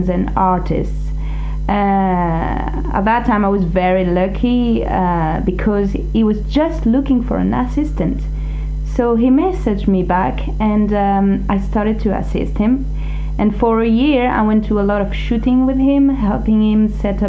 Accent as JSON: {"language": "English", "town": "Grenoble", "region": "Auvergne-Rhône-Alpes", "country": "France", "tie": "born or raised there", "also_born_or_lived": "Montpellier", "moved": "as an adult", "lives_now": "Paris, France", "said": "I was born in Grenoble in the Alps and studied economics in Montpellier in the south"}